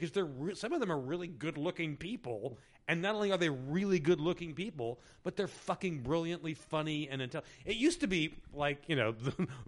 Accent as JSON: {"language": "English", "region": "Indiana", "country": "United States", "tie": "born or raised there", "said": "I grew up in Indiana, which is, you know, 2.5 hours southeast of Chicago"}